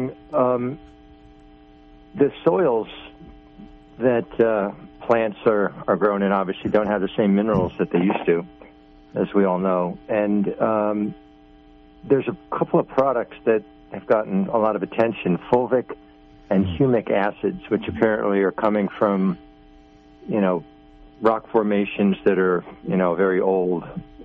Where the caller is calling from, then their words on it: Long Island, New York, United States; from Long Island.